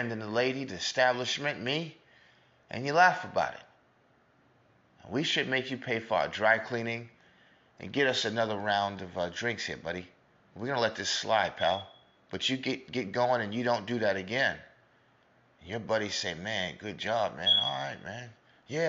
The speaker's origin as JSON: {"language": "English", "region": "New York", "country": "United States", "said": "I'm from America, New York particularly"}